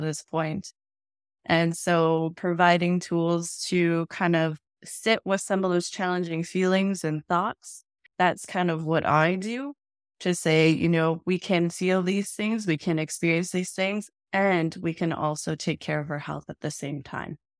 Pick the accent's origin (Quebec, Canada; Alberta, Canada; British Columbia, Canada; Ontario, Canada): Alberta, Canada; Edmonton; I am from Edmonton, Alberta, Canada